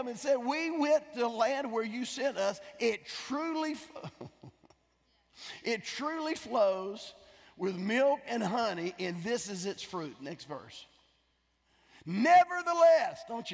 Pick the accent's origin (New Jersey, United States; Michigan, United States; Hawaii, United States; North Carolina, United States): North Carolina, United States; I'm from North Carolina.